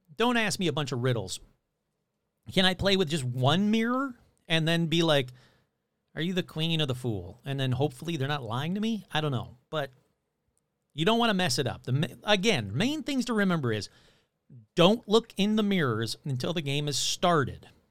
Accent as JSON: {"language": "English", "town": "Detroit", "region": "Michigan", "country": "United States", "tie": "born or raised there", "said": "growing up in Detroit"}